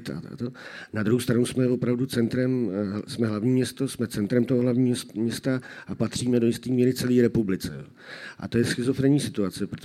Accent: Prague, Czechia; Ale já jako Pražák zaplatím 24 za půl hodiny.

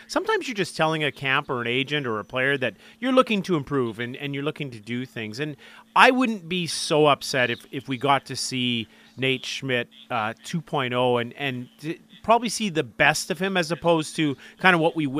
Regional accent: Scotland, United Kingdom; I am Scottish.

